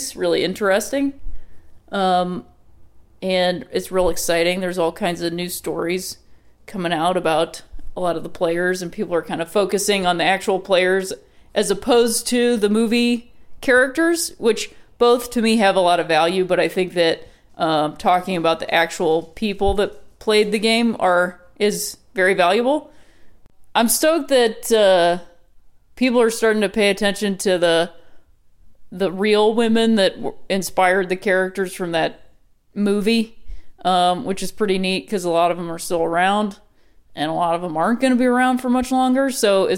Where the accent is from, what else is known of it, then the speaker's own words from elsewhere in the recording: Ohio, United States; I'm from Ohio and that's how I pronounce it